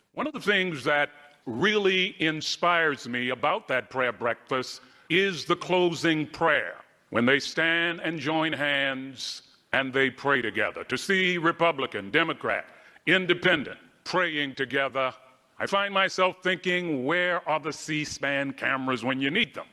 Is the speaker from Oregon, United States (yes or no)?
no; Baltimore, Maryland, United States; I grew up in Baltimore, Maryland.